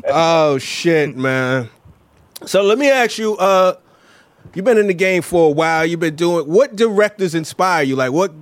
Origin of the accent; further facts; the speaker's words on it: New York City, New York, United States; as a New Yorker.